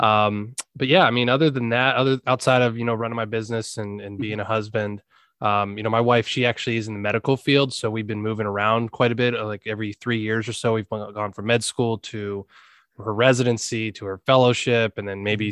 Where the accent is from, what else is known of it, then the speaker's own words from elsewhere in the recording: Pennsylvania, United States; also born or lived in Blacksburg, Virginia; we're both from Pennsylvania, but we moved uh, down to Virginia